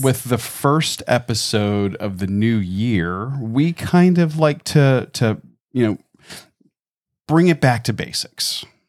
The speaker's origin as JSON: {"language": "English", "region": "Florida", "country": "United States", "tie": "born or raised there", "also_born_or_lived": "Georgia", "said": "born and raised here in Florida."}